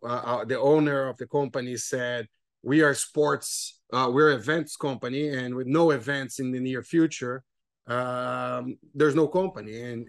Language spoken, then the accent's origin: English; Brazil; I'm from Brazil, so that helps a little bit with this soccer experience.